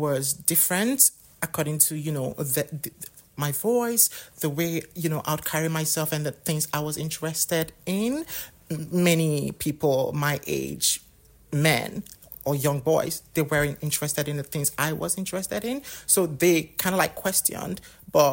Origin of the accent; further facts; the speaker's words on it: Delta, Nigeria; moved away as an adult; also born or lived in Agbor / Asaba; now in United Kingdom; So I grew up in Delta State, the best state, by the way, in Nigeria.